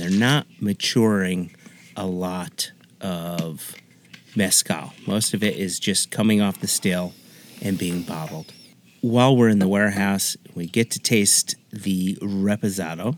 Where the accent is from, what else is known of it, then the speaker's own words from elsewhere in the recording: United States; as an American